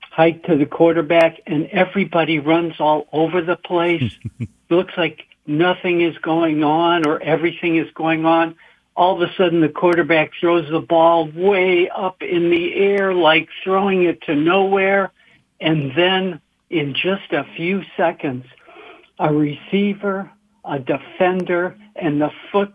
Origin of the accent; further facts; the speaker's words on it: Milwaukee, Wisconsin, United States; now in Detroit, United States; I was born in Milwaukee, Wisconsin, and grew up in the 50s and 60s there